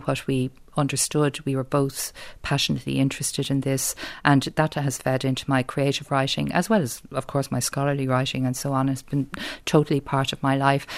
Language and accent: English; Dublin, Leinster, Ireland; accent: South Dublin; I'll always speak it with my South Dublin accent